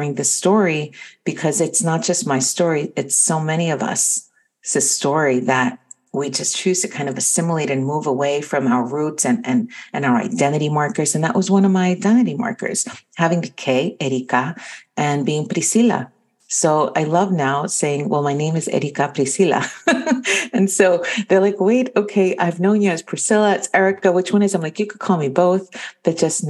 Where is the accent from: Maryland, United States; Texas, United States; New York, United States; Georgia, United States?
New York, United States; New York City; first language Spanish; English is a second language; also born or lived in Quito, Ecuador; I came to the United States and lived in Astoria, Queens, in New York